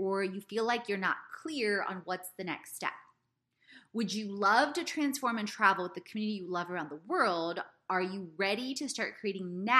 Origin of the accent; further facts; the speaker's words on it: Houston, Texas, United States; I grew up in Ailey, for those of you that didn't know, in Houston, Texas